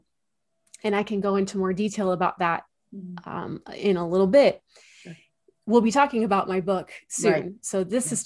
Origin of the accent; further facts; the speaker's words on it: Central Coast of California, United States; moved away as an adult; also born or lived in Chicago area; I grew up in the Central Coast of California